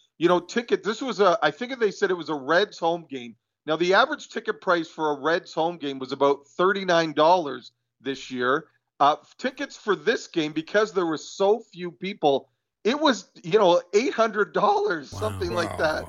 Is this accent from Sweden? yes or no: no; Canada; I'm Canadian